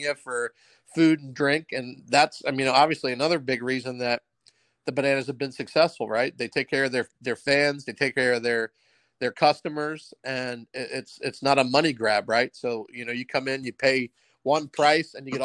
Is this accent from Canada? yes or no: no; Vineland, New Jersey, United States; moved away as an adult; also born or lived in Philadelphia, Pennsylvania / Louisiana / Charleston, South Carolina; now in Savannah, United States; I grew up in South Jersey